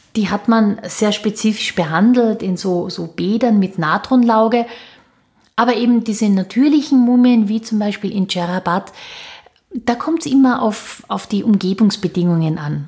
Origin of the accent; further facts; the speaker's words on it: Austria; bei uns in Österreich